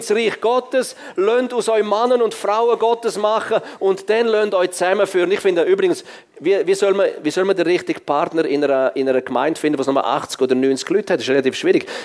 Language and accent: German; Switzerland; Ich bin als Schweizer, als Schweizer in Afrika und der Schwarzafrikaner der einzige Weiß im Evangelisieren.